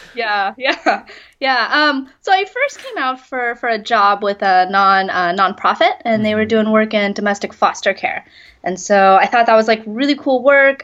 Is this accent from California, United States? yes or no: yes; Sacramento, California, United States; moved away as an adult; also born or lived in Hunan, China; now in Beijing, China; I grew up outside of Sacramento, so it's about two hours from the Bay Area